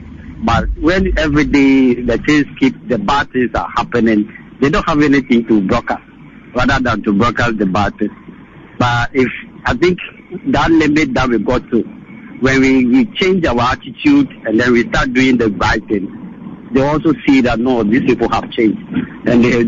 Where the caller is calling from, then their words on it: Korle Bu, Greater Accra, Ghana; I'm calling from Kolebu.